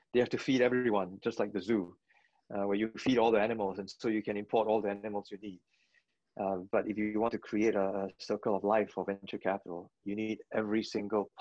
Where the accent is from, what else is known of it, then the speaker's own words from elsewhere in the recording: Singapore; moved away as an adult; also born or lived in London / New York; I chose Singapore. I'm a Singaporean